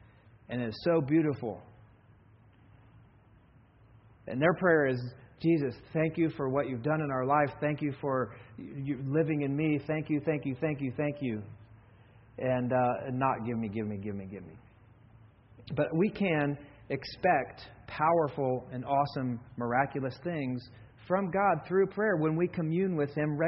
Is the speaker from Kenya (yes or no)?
yes; Kenya; You know, I grew up in Kenya.